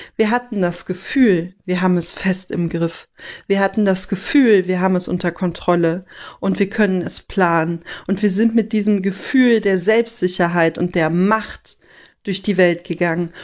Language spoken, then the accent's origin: German; Rhineland, Germany; bei uns im Rheinland